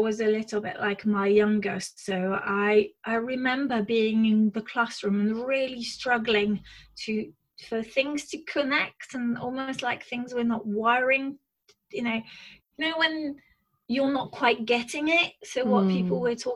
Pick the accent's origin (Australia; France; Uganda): France; moved away; I was born and raised in France, to amazing parents